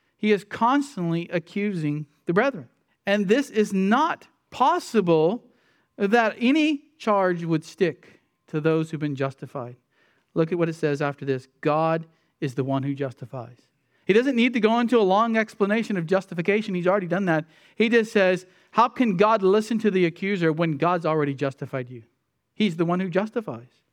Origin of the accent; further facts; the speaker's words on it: United States; as American Christians